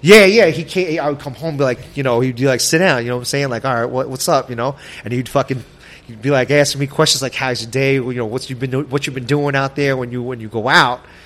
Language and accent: English; New York City, New York, United States; also born or lived in Brooklyn, New York; I lived in Brooklyn for a couple years as a child, and then my parents, you know, found a, a, nice spot in Queens, and, and we all we, we moved out there, and I was I was raised in Queens.